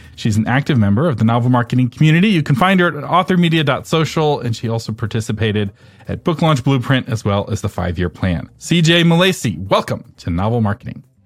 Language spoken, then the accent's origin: English; Texas, United States; I'm from Texas